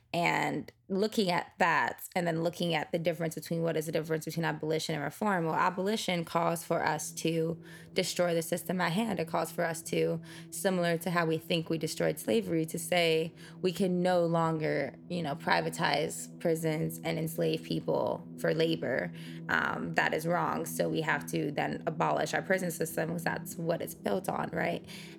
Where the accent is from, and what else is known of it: United States